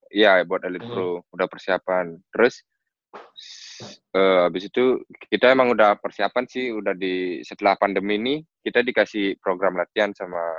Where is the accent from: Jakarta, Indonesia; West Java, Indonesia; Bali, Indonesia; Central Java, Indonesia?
Bali, Indonesia; Denpasar; also born or lived in Singaraja; asli Bali tapi Balinya itu di Singaraja. Oke. Okay. Singaraja. Terus jadi kan udah dari kecil tinggal di Denpasar.